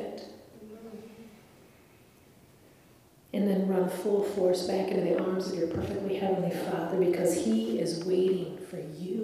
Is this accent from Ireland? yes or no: yes; Ireland; I'm Irish